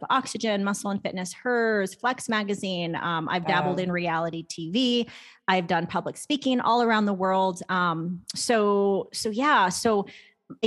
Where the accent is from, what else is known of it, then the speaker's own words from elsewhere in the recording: Arizona, United States; I'm from Arizona